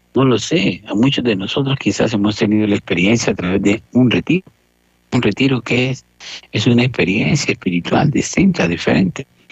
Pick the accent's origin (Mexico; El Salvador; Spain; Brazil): El Salvador; las peregrinaciones que hacían desde desde mi pueblo hasta un santuario mariano que, que muy conocido, cerca el santuario justamente de la Virgen de Fátima, eh, que existe pues en Cojute, eh, que nosotros hacíamos